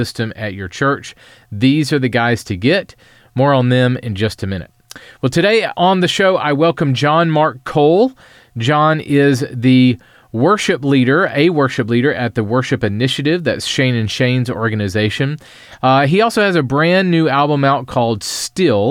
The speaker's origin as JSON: {"language": "English", "town": "Columbia", "region": "South Carolina", "country": "United States", "tie": "born or raised there", "said": "Columbia, South Carolina, where I live"}